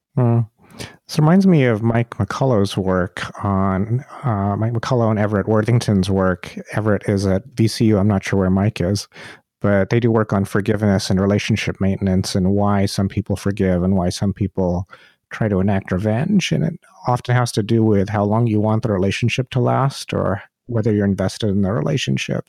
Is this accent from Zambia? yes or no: no; India; I'm from India